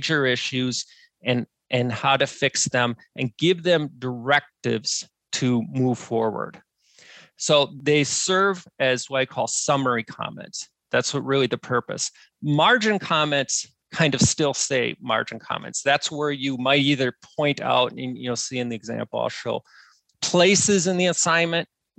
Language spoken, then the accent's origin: English; Wisconsin, United States; I'm from Wisconsin, which is literally the bowling capital of the world.